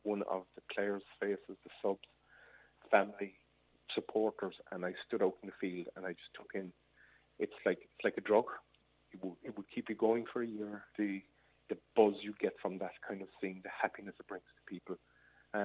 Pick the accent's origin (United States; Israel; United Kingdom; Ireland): Ireland; Ballinhassig, Munster; We grew up in Ballinasic together